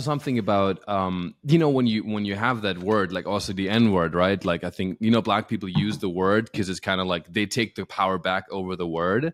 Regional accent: Alpirsbach im Hochschwarzwald, Baden-Württemberg, Germany; now in Los Angeles, United States; when I was growing up in my hometown in Alpisbach im Hochschwarzwald, Germany

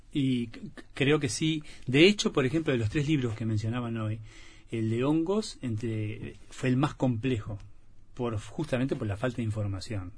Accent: Valle Edén, Tacuarembó, Uruguay; tenía los recuerdos de mi infancia en Valledén, en Agua Dulce

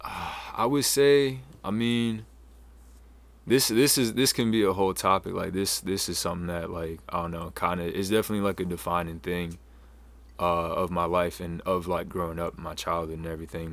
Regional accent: Falmouth, Maine, United States; also born or lived in Houston, Texas / Washington, D.C.; I was born in Houston. Um, was adopted by a family up here, and I ended up growing up, uh, in Falmouth

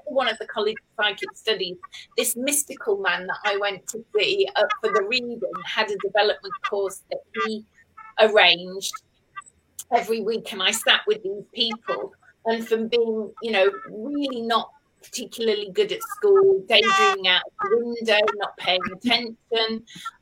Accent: Cheshire, North West England, United Kingdom; moved away as an adult; also born or lived in Stoke-on-Trent / London; now in Cornwall, United Kingdom; I was born in Stoke-on-Trent up north, but I was brought up living in Cheshire. And then I went to school there.

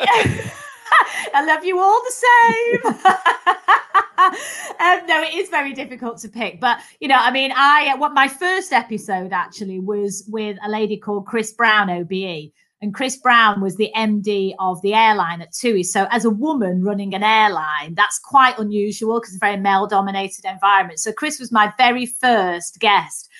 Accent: Manchester, North West England, United Kingdom; accent: Mancunian; I'm a Mancunian, so I'm a Northerner. Um, so I was the youngest of three daughters, actually, and um, so grew up in Manchester.

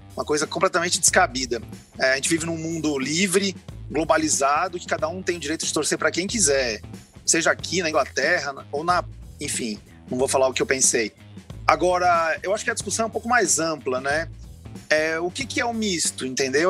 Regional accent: São Paulo, Brazil; moved away as an adult; now in Fortaleza, Brazil; Eu sou de São Paulo, moro aqui há 17 anos, mas me criei em São Paulo

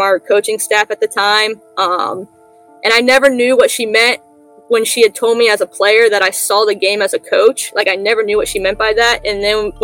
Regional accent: Mason, Ohio, United States; also born or lived in Orlando, Florida; we ended up moving to Mason, Ohio, which is a suburb of Cincinnati. Grew up there

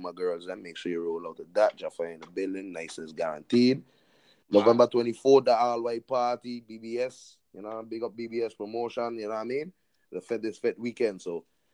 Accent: U.S. Virgin Islands; also born or lived in Trinidad (parents); now in Orlando, United States; I was born in the VI

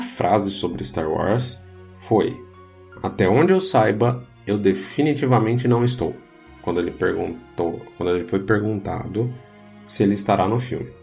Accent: Brazil; eu e você somos brasileiros

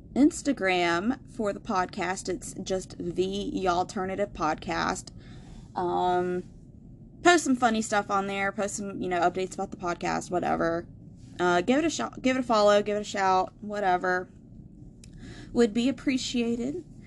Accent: Asheville, North Carolina, United States; growing up in Asheville

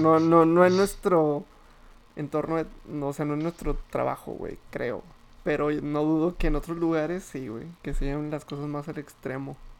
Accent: Torreón, Coahuila, Mexico; moved away as an adult; trabajo fuera de mi ciudad natal país natal

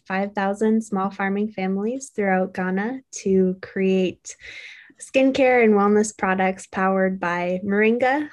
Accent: Cambridge, Massachusetts, United States; also born or lived in India; going back home to Cambridge

